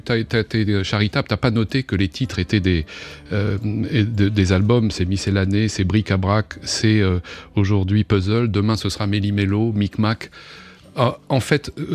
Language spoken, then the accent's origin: French; Normandy, France; dans ma terre natale, Boujou